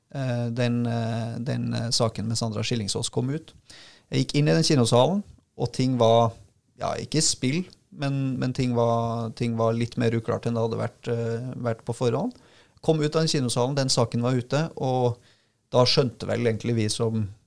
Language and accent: Norwegian; Trondheim, Trøndelag, Norway; Trondheim, som er mitt uh, hjemsted